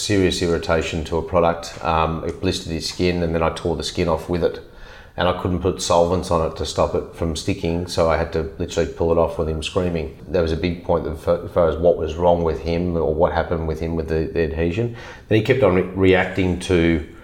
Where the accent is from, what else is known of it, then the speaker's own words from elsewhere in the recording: Melbourne, Victoria, Australia; I grew up in Melbourne. I was born in Hawthorne in Melbourne.